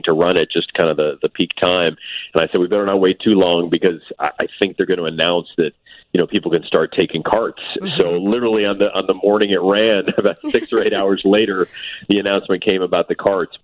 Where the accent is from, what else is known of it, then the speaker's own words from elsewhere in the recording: New York City, New York, United States; now in Chicago, United States; I was a city kid. I grew up in Manhattan.